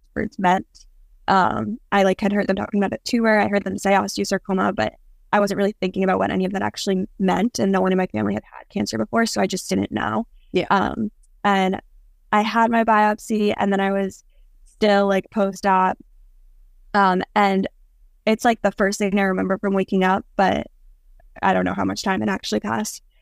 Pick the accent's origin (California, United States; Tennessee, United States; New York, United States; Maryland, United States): New York, United States; Long Island; I'm from Long Island